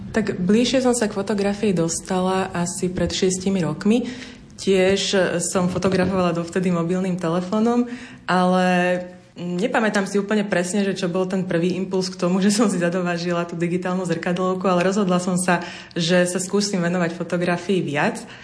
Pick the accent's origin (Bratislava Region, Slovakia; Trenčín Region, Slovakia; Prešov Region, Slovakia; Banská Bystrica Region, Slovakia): Bratislava Region, Slovakia; Senec; Ja som vyrastala v Senci